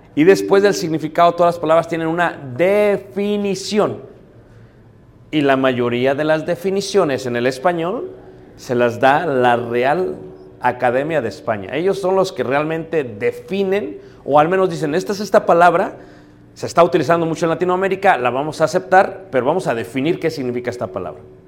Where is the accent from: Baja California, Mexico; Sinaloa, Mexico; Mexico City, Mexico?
Mexico City, Mexico; yo soy de Ciudad de México, mi esposa es de León, Guanajuato